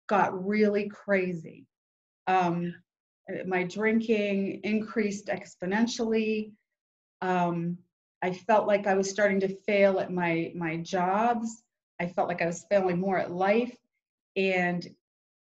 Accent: Weirton, West Virginia, United States; I'm from a little town called Weirton, West Virginia

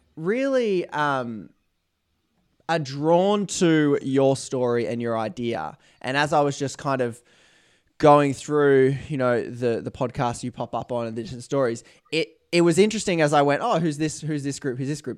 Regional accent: Australia; being Australian

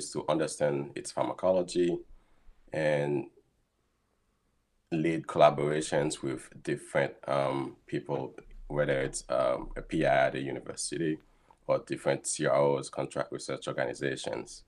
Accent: Haiti; moved away as an adult; also born or lived in South Florida, United States / Rochester, United States; now in Boston, United States; I was born and raised in Haiti, and shortly after high school, I moved to South Florida

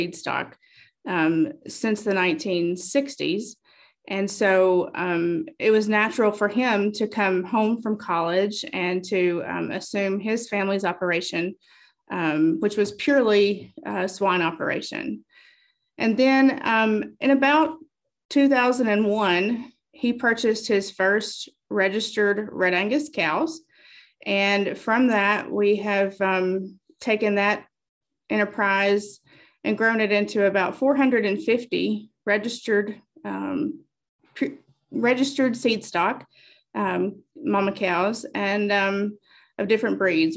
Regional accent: Monroe County, Bug Tussle, Kentucky, United States; also born or lived in Nashville, Tennessee; I was raised in Monroe County in the Bug Tussle community

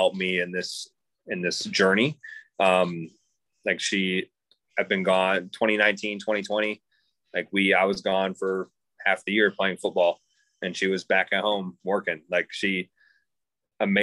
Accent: Michigan, United States; born and raised in Michigan.

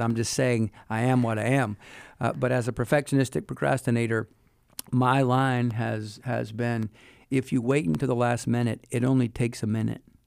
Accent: Wilmington, North Carolina, United States; moved away as an adult; also born or lived in England / Germany / Hawaii; now in Lynchburg, United States; I grew up in Wilmington, North Carolina

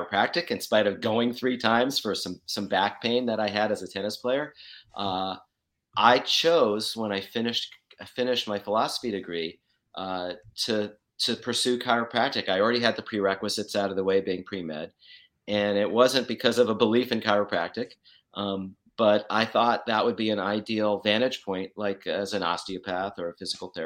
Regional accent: outside of New York City, United States; moved away; also born or lived in Western Australia; I grew up outside of New York City

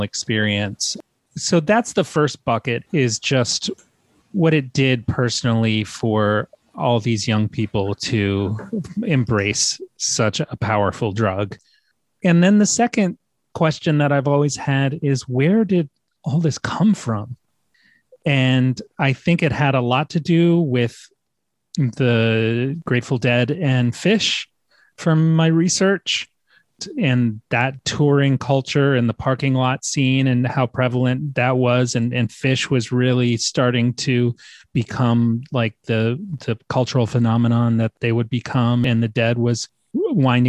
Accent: Norfolk, Virginia, United States; I grew up in Norfolk, Virginia, and I went to high school from 94 to 98

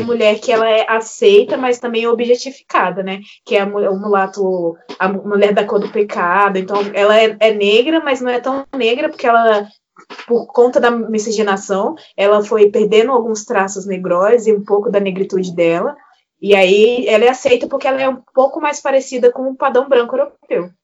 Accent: Barra Mansa, Rio de Janeiro, Brazil; apesar de eu ser do Rio de Janeiro

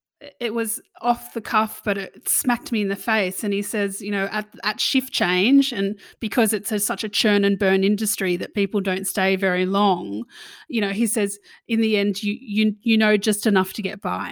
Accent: Sydney, New South Wales, Australia; now in Melbourne, Australia; I'm from Sydney, man.

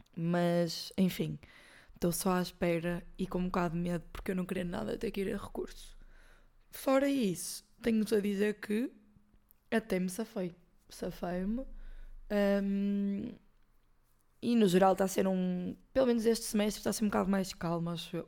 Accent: Porto, Norte, Portugal; somos do Porto

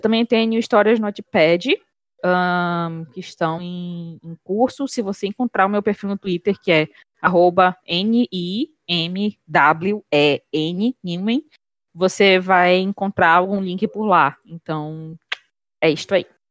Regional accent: Pará, Brazil; a realidade que a gente tem enquanto paraenses

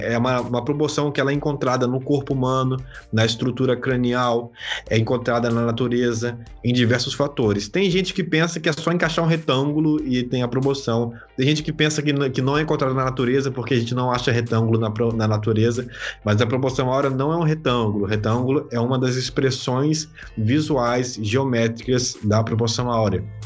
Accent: Vitória, Espírito Santo, Brazil; now in Serra, Brazil; eu sou de Vitória, Espírito Santo

